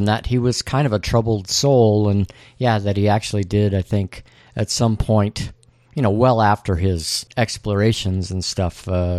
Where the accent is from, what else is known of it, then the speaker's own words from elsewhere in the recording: Texas, United States; I'm from Texas.